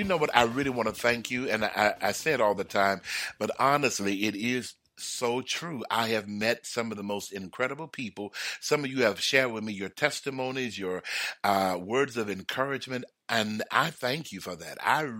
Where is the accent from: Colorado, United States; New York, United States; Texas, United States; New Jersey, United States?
Texas, United States; I grew up in Texas, and it used to be real hot in Texas.